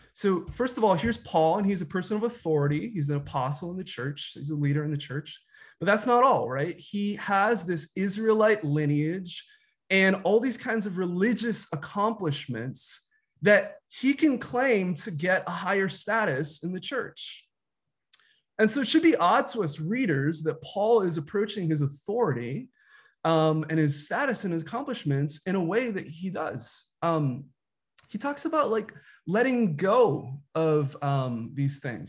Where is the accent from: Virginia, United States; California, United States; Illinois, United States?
Illinois, United States; Chicago; I was, uh, a kid growing up in Chicago in the nineties